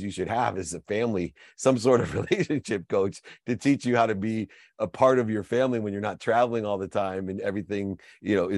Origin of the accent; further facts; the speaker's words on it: Akron, Ohio, United States; I'm from Akron, Ohio